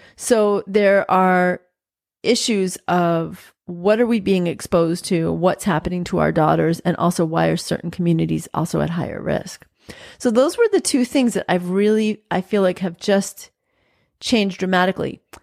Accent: New York, United States; growing up in New York, I still say you guys

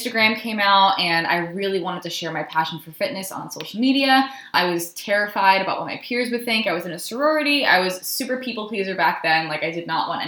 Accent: Rhode Island, United States; moved away; I ended up doing this little program at my gym in Rhode Island. I'm from Rhode Island

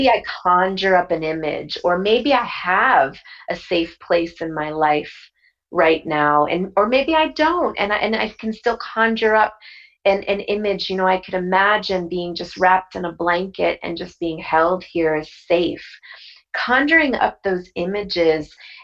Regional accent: Bridgeport, Connecticut, United States; I was born in Bridgeport, Connecticut

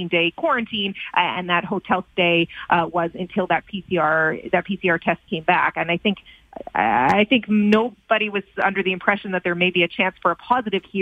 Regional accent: Canada; as a Canadian

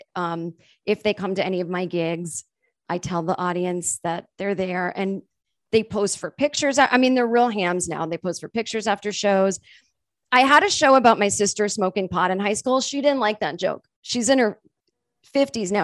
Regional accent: Massachusetts, United States; I'm from Massachusetts and we say Mary

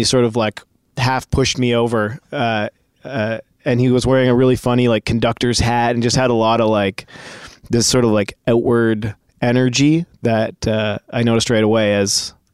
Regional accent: Guelph, Ontario, Canada; I grew up in Guelph, Ontario

